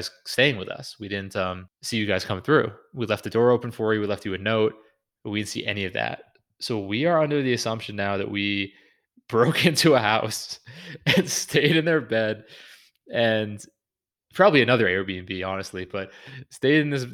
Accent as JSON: {"language": "English", "town": "Newburyport", "region": "Massachusetts", "country": "United States", "tie": "born or raised there", "said": "Newburyport, a beautiful historic hotel in my hometown"}